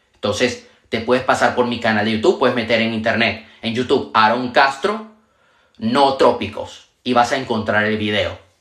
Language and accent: Spanish; Venezuela; also born or lived in Panama; now in Spain; Yo nací en Venezuela, viví en Panamá y actualmente vivo en España